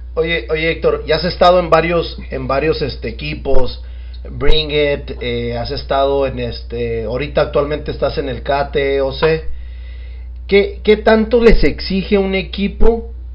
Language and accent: Spanish; Mexico; como mexicanos